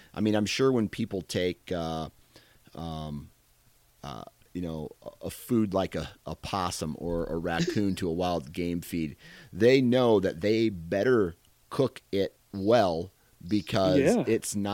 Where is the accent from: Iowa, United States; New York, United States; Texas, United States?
Iowa, United States; I'm from Iowa, dude.